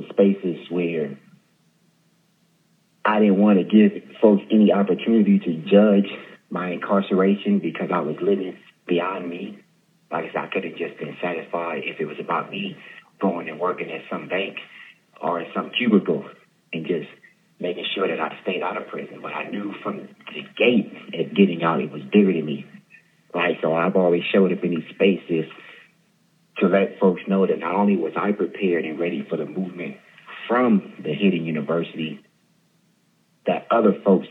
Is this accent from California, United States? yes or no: yes; Stockton, California, United States; born and raised in Stockton, California